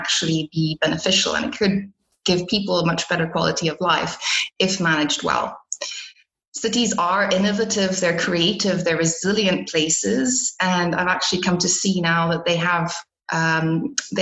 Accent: Botswana; moved away; also born or lived in South Africa / Belgium / Portugal; I am a Belgian citizen, but I was born in South Africa and raised in Botswana.

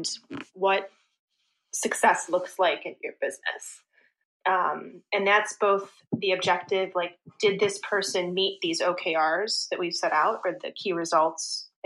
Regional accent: Rochester, New York, United States; now in New York City, United States; my hometown, Rochester, which is 6 hours away from here

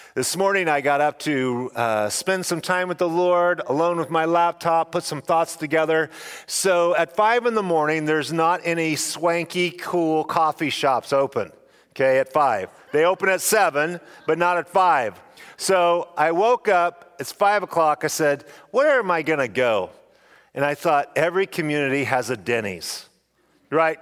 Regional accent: Snake River Valley, Idaho, United States; I come from the Snake River, River Valley in Idaho

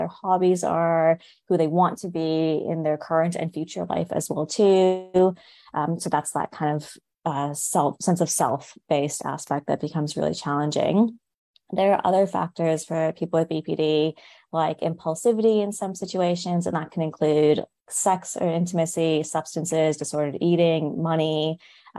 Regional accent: Canada; moved away as an adult; now in Wollongong, Australia; I'm originally from Canada, so I've moved here about 5 years ago

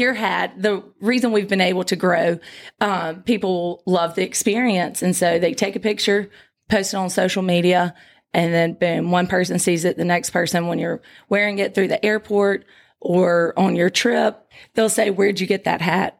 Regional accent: Crystal Springs, Mississippi, United States; I'm from Crystal Springs, Mississippi, 30 minutes away from here.

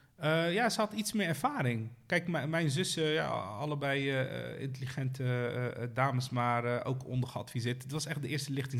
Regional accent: Rotterdam, South Holland, Netherlands; je wordt eh, gevormd dan in de wijk waar ik ben opgegroeid.

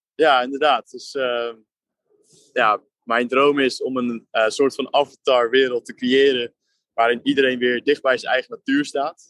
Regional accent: Netherlands; wij als Nederlanders

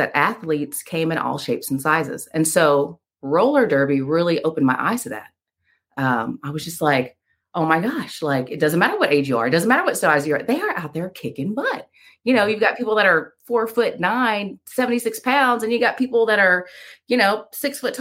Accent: Panama City, Florida, United States; moved away as an adult; also born or lived in Birmingham, Alabama; now in Waynesville, United States; I was born in Birmingham, Alabama, raised in Panama City, Florida

